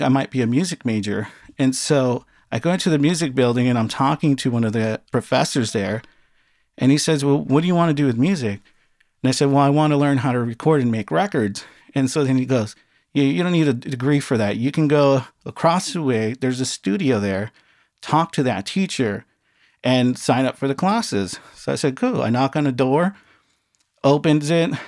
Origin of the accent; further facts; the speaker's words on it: Los Angeles, California, United States; I grew up in a small town, San Pedro, California